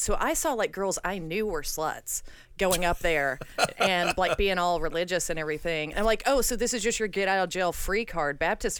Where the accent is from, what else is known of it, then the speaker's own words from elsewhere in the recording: the South, United States; I grew up very religious as a Southerner.